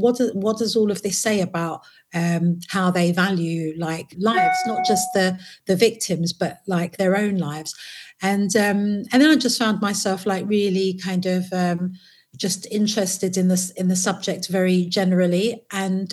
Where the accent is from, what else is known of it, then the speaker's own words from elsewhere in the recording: London, United Kingdom; also born or lived in Potters Bar / Waltham Forest; I was born in Potter's Bar, and uh, my mum moved to London when I was about one. And then I lived and grew up in uh, Hackney